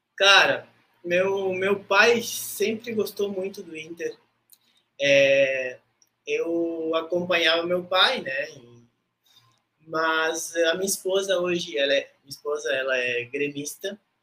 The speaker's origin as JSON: {"language": "Portuguese", "region": "Rivera", "country": "Uruguay", "also_born_or_lived": "Brazil", "moved": "as an adult", "lives_now": "Florianópolis, Brazil", "said": "eu fui feito em Ribeira, tá? Porque meus pais moravam em Ribeira."}